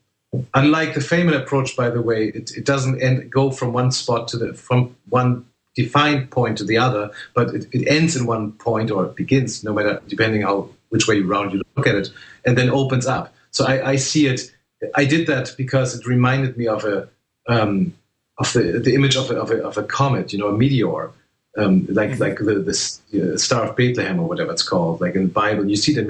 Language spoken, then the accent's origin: English; Germany; I was one of the first people in my hometown in Germany who used a computer.